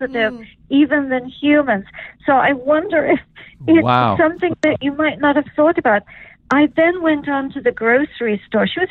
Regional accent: England, United Kingdom; I'm English, so fish and chips have been dear to me from childhood

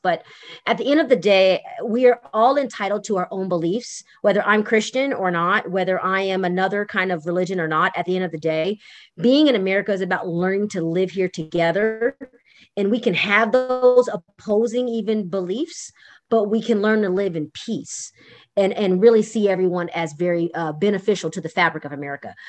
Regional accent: United States; we as American people

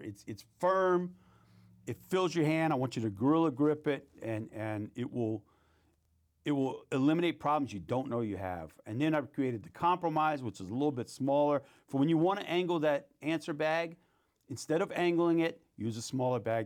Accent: New Orleans, Louisiana, United States; moved away; also born or lived in Mississippi; I, I grew up in New Orleans and, and, uh, my mom and grandparents raised me in a Catholic school, and then I moved up to Mississippi, got raised in a Baptist society up there

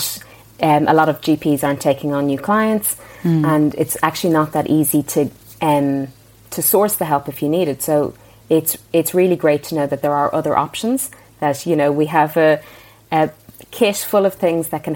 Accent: Ireland; moved away; growing up in Ireland

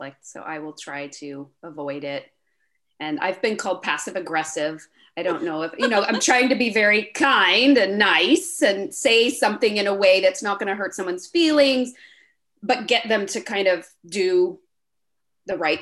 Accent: California, United States; I was raised in California

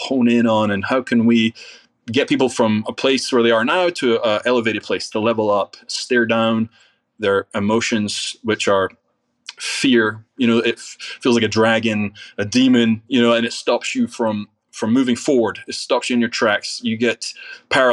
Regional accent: Scotland, United Kingdom; now in United States; I'm from Scotland

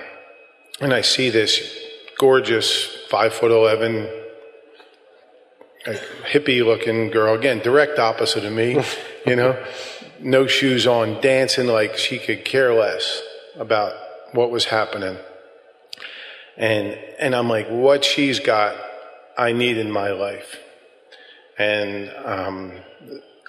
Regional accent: Philadelphia, Pennsylvania, United States; I grew up in South Philly

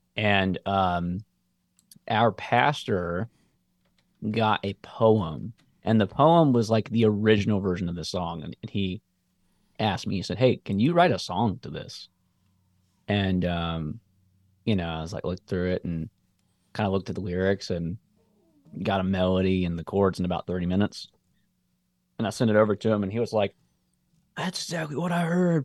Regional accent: Columbia, United States; also born or lived in Memphis; moved back to Columbia

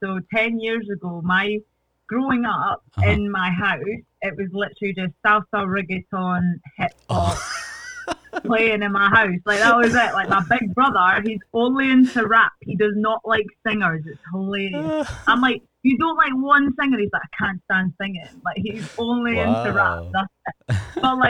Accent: Ecuador; born there; I was born in Ecuador. Because my parents met in Ecuador and I was born there, but I have a nationality. Ecuadorian, but I'm not actually Ecuadorian.

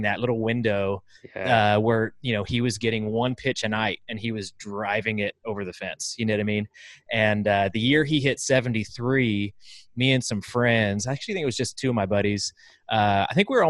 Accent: Chowchilla, California, United States; I was from Chowchilla, California, which is right there in the Central Valley, kind of near Fresno

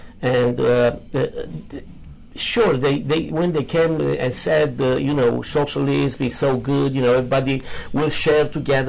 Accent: Romania; English is a second language; moved away as an adult; now in United States; Okay. I was born in Romania. I grew up over there, you know. And until, like, 5 years ago, we moved to United States. So I'm 58 years old.

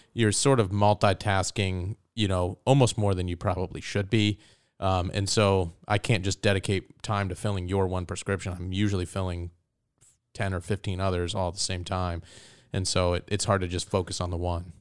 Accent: Soldotna, Alaska, United States; also born or lived in Ohio; I grew up in the Kenai Soldotna area. I, I moved there with my family when I was nine

